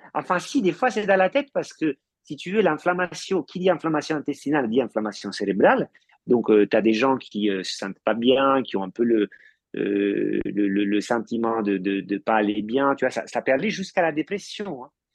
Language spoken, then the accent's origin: French; Italy; moved away; en tant qu'Italien ayant marié une Française